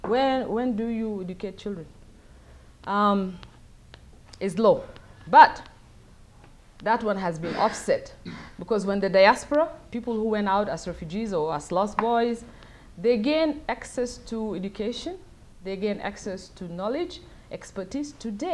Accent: South Sudan; now in United States; but I'm from South Sudan. I live in the US, but most of my time I'm there.

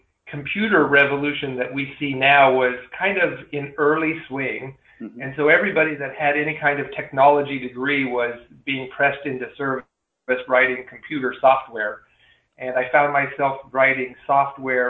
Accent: Lamar, Colorado, United States; moved away as an adult; also born or lived in Fort Collins, Colorado / Lubbock, Texas / Maryland; now in Celebration, Florida, United States; I grew up in a small farming community in Southeast Colorado. My hometown is Lamar

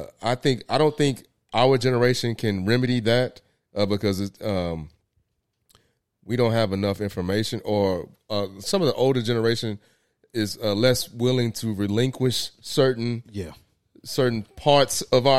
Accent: Winston-Salem, North Carolina, United States; Yeah, I'm from Winston-Salem, North Carolina.

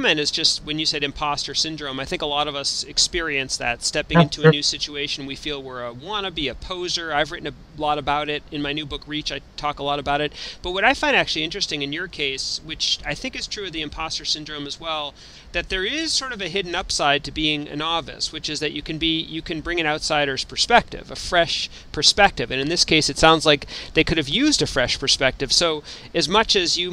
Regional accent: Boston, Massachusetts, United States; Actually from Boston

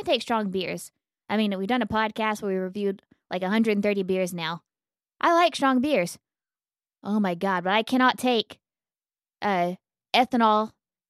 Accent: United States; we are American.

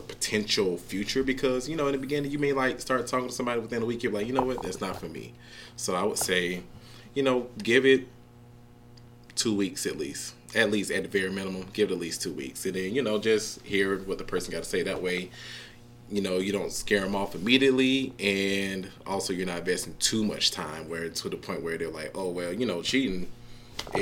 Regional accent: Atlanta, Georgia, United States; Born and raised from Atlanta, and that's inside the perimeter of Atlanta, not Norcross, not Lawrenceville, Atlanta.

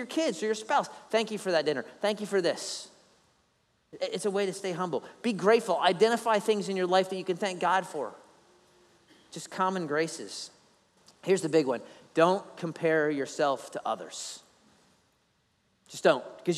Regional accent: Philadelphia, Pennsylvania, United States; now in Savannah, United States; I'm not even Italian, even though I'm from Philly

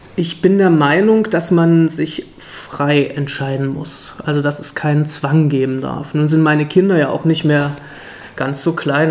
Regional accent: Leipzig, Saxony, Germany; also born or lived in Friedenau, Berlin; now in Berlin, Germany; Ich komme auch aus dem Osten, nämlich ursprünglich aus Leipzig

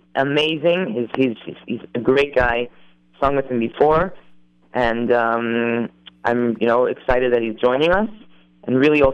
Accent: Waterbury, Connecticut, United States; I'm from Waterbury, Connecticut

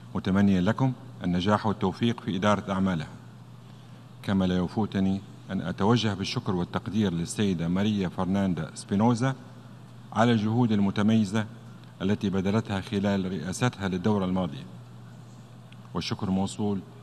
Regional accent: Libya; قضية بلادي ليبيا

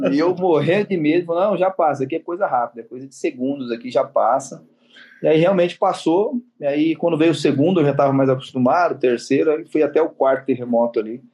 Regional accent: Marília, São Paulo, Brazil; now in São Paulo, Brazil; depois eu fui para Marília, fiquei lá até meus 13

